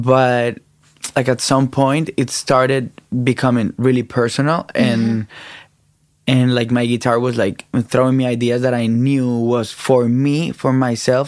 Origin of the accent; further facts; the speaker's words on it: Colombia; I'm from Colombia.